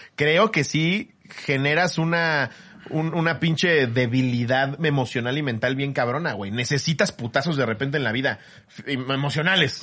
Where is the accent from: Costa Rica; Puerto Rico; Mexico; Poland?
Mexico; como mexicano